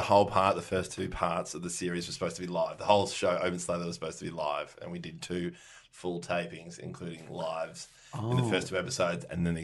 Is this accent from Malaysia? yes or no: no; Netherlands; I am from Holland.